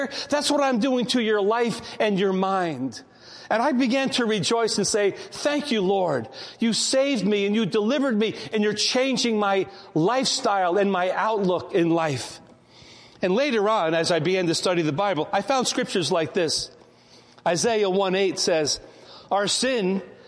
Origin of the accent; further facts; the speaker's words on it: Port Chester, New York, United States; I grew up in Portchester, now it's called Rye Brook